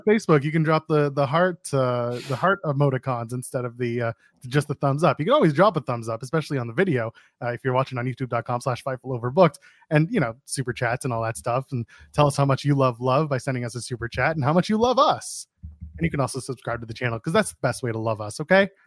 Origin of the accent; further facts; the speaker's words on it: Canada; I'm Canadian